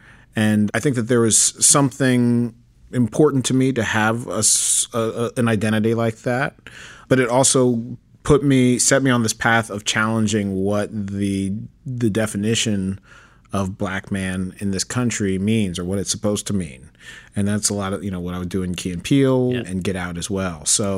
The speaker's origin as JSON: {"language": "English", "town": "New York City", "region": "New York", "country": "United States", "tie": "born or raised there", "said": "I was born in Manhattan, Upper West Side."}